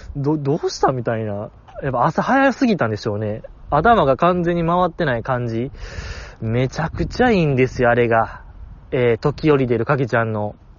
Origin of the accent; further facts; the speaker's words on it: Kansai, Japan; 関西人として